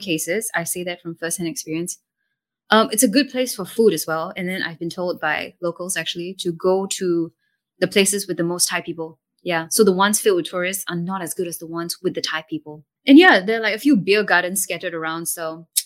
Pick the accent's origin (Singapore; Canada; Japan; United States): Singapore; as a Singaporean